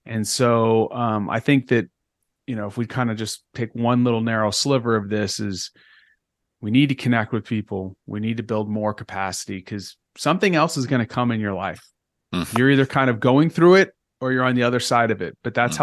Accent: Texas, United States; moved away as an adult; also born or lived in Northeast United States; I'm from Texas

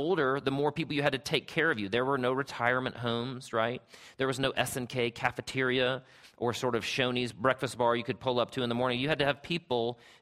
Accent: Travelers Rest, South Carolina, United States; growing up in Travelers Rest, South Carolina, where I'm from.

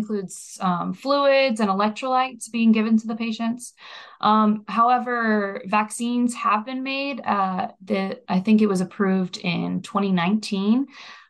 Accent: near Reston, Virginia, United States; in Reston, Virginia, which actually happens to be close to my hometown

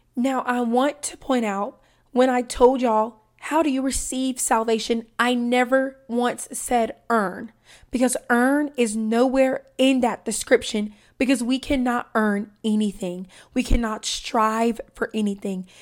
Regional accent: Deep South, United States; I'm from the South, and I'm talking the deep South.

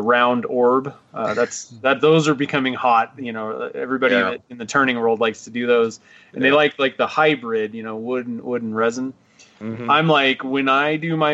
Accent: Nevada, United States; I'm from Nevada.

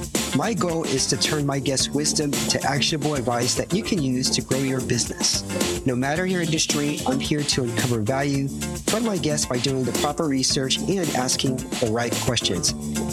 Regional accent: United States; now in Romania; I'm also an American expat living in Romania.

